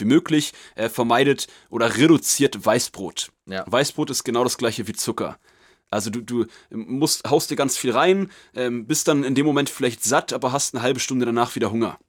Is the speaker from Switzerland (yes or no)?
no; Germany; wir sind Deutsche